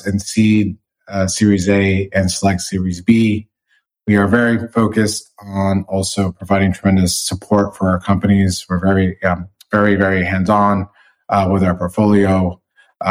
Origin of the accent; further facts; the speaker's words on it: Michigan, United States; moved away as an adult; also born or lived in New York City / Los Angeles; now in Englewood, United States; I grew up in Michigan